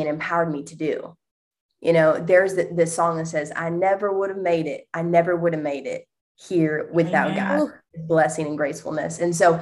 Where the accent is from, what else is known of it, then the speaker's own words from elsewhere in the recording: La Porte, Indiana, United States; moved away as an adult; now in Indianapolis, United States; I grew up in Northwest Indiana, about an hour away from Chicago, okay. 20 minutes from Lake Michigan. So if that gives you any reference point, okay. It's a small town called LaPorte, Indiana